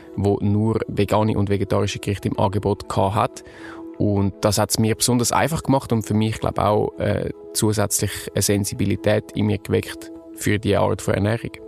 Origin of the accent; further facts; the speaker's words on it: Zurich, Switzerland; Ich bin achtundzwanzig, geboren und aufgewachsen in Zürich.